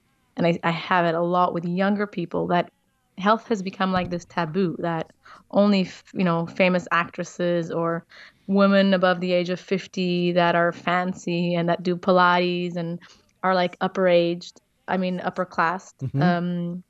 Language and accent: English; Israel; also born or lived in South Africa; now in Portugal; And I'm not an American. I am from Israel and South Africa. I live in Portugal, which is beautiful.